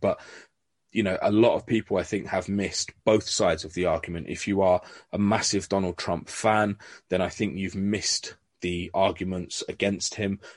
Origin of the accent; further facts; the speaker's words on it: London, United Kingdom; now in North of England, United Kingdom; originally, I'm from North London myself.